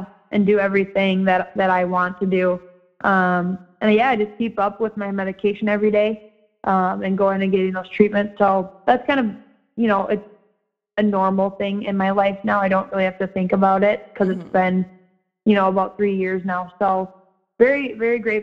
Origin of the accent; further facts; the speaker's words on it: Edina, Minnesota, United States; Edina High School. So ironically, my hometown, my alma mater